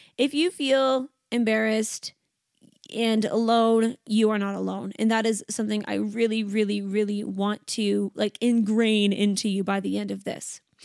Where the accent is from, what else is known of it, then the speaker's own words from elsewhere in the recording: Canada; now in Sydney, Australia; I am Canadian. I live in Sydney, Australia